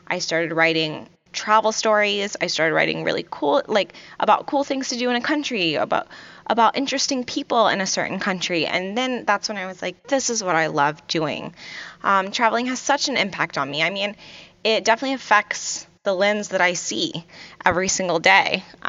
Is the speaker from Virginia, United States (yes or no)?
yes; Virginia Beach, Virginia, United States; also born or lived in Kuwait; You know, I grew up in Virginia Beach, Virginia, and originally I'm from Kuwait.